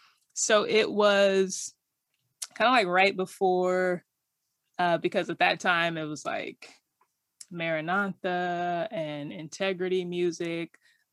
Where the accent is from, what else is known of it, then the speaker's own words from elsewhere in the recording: Riverside, California, United States; Riverside, California.